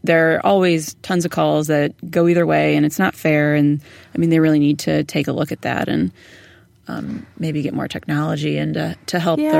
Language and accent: English; Toledo, Ohio, United States; I'm from Ohio. I'm from Toledo.